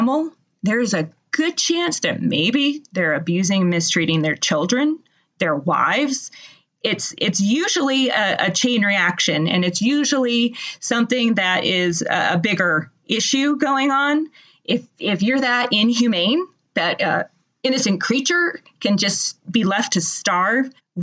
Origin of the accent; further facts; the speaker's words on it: Massachusetts, United States; now in Georgia, United States; I am originally from Massachusetts. I grew up there.